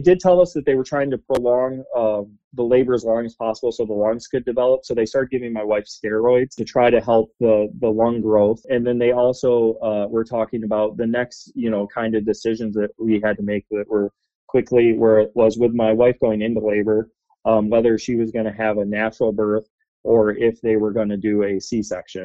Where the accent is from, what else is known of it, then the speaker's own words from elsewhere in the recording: Grand Rapids, Michigan, United States; I was born in Grand Rapids